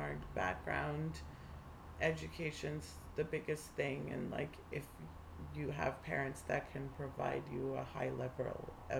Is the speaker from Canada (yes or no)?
no; Zimbabwe; moved away; also born or lived in Zambia; I could only say stuff about Zimbabwe and that's where I grew up and it's my home.